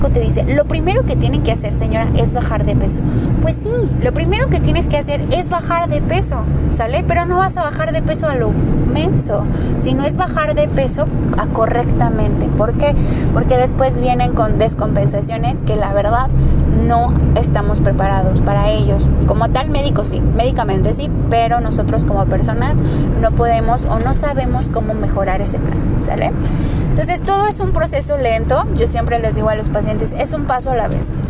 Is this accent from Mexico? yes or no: yes; Mexico; Pero somos mexicanos, nuestra dieta es bastante mala como tal.